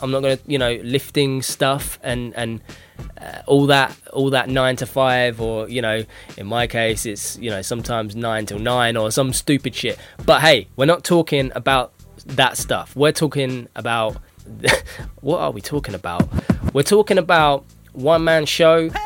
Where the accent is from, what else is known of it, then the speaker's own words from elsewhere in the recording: United Kingdom; I'm I'm British